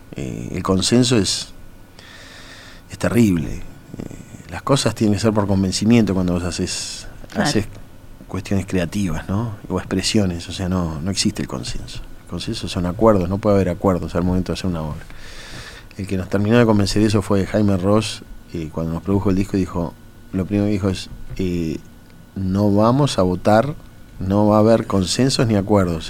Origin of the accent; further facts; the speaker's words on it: Uruguay; somos uruguayos